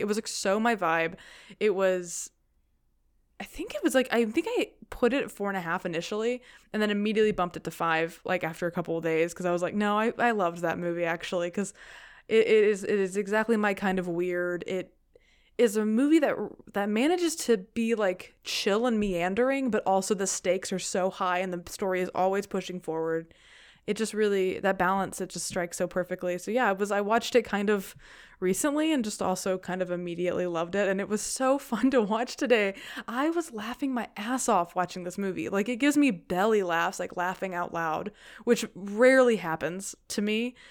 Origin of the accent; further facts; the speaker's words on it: the South, United States; growing up in the South